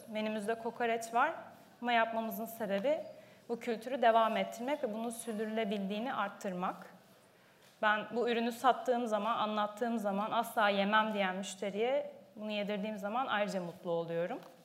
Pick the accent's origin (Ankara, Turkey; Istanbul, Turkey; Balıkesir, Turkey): Balıkesir, Turkey; Ayvalık; Ben Ayvalıklıyım.